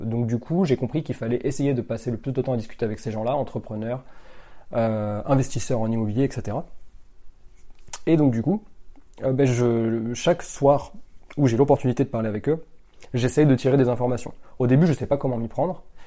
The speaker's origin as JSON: {"language": "French", "town": "Limoges", "region": "Nouvelle-Aquitaine", "country": "France", "tie": "born or raised there", "said": "dans la ville de Limoges. c'est là où j'ai grandi."}